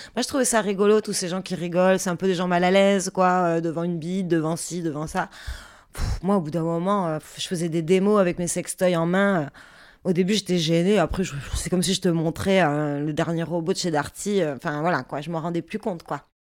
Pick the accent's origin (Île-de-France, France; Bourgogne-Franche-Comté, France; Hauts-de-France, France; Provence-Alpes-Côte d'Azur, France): Provence-Alpes-Côte d'Azur, France; Marseille; now in near Paris, France; Je suis originaire de Marseille